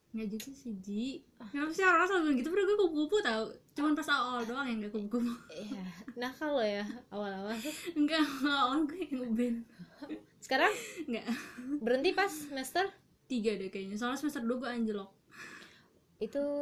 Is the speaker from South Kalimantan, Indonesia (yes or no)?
yes; Banjarmasin, South Kalimantan, Indonesia; padahal gue kan orang Banjarmasin